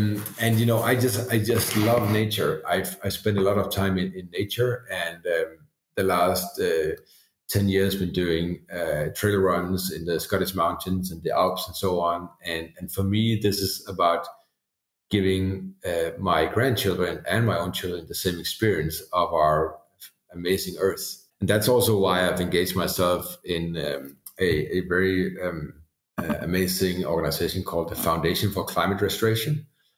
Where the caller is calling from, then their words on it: Denmark; Obviously, a lot of countries now, I'm dialing in from Denmark, are not in the same situation.